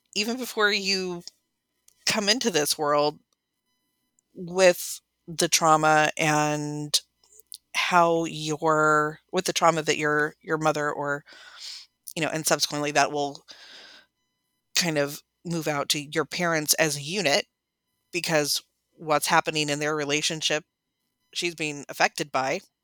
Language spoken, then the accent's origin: English; San Bernardino, California, United States; also born or lived in Riverside; I was born in San Bernardino